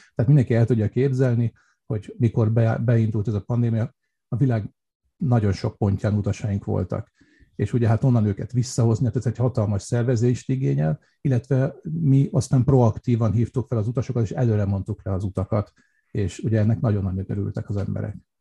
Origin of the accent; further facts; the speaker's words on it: Budapest, Hungary; also born or lived in Vienna, Austria; now in Austria; mert Budapesten nőttem föl